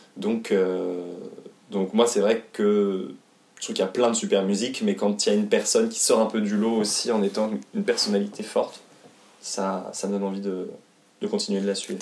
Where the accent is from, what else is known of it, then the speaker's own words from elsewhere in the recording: Haute-Savoie, Auvergne-Rhône-Alpes, France; also born or lived in Paris; je suis né à Paris, mais euh, deux, quand j'avais deux ans, je suis né euh, en 92, et quand j'avais deux ans, mes parents donc, ont déménagé en Haute-Savoie